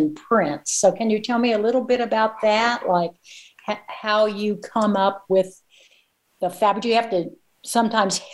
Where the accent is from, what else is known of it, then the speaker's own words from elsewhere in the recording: Missouri, United States; I'm a small town girl myself. So, and I'm actually from Missouri, my birthplace.